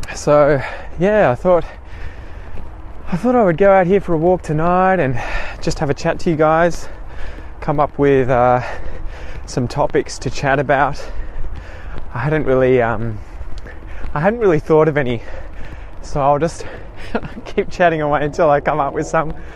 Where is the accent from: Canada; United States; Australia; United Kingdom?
Australia; myself obviously being an Australian